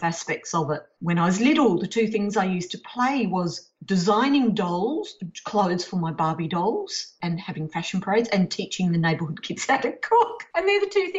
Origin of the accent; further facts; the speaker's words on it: Perth, Western Australia, Australia; also born or lived in United States; I was born in Perth and not New Orleans